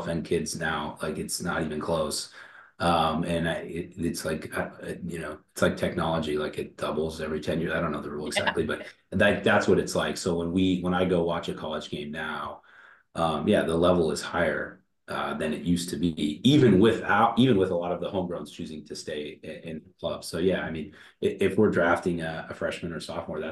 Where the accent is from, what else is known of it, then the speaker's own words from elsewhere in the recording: Oregon, United States; I'm from Oregon